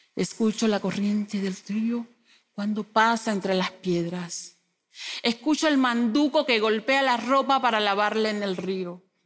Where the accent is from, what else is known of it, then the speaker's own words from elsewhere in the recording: Venezuela; moved away as an adult; Yo soy una mujer migrante, mamá de Sunimar, Sulimar y Sulimar, de profesión docente. Salí de mi país, Venezuela, en el 2016